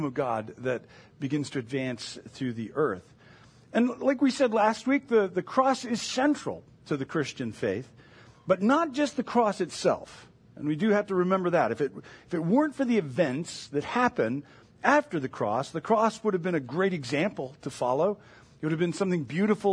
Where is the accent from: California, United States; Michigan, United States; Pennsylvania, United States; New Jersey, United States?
Michigan, United States; moved away; also born or lived in Indiana; I grew up in Michigan